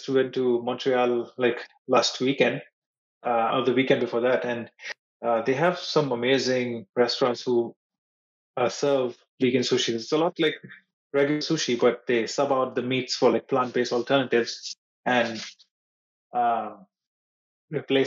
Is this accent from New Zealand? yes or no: no; Mumbai, Maharashtra, India; moved away; when I was in Mumbai, my hometown